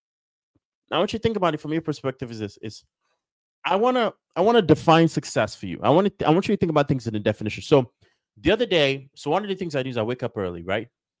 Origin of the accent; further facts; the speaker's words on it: Nigeria; moved away; I grew up in Nigeria. We don't have baseball